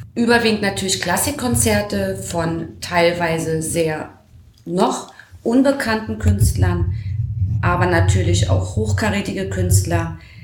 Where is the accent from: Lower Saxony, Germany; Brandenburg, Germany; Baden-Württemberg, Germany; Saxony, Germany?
Brandenburg, Germany; Schulzendorf; Ich komme ja aus Schutzendorf